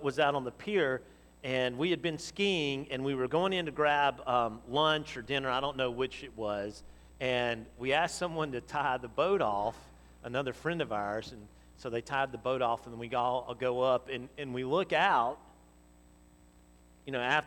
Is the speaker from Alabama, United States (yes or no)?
yes; Montgomery, Alabama, United States; I grew up in Montgomery